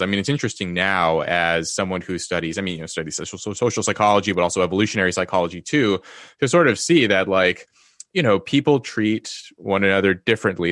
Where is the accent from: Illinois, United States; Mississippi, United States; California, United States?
California, United States; Los Angeles; also born or lived in Yale; now in Cambridge, United Kingdom; I was born into poverty in Los Angeles.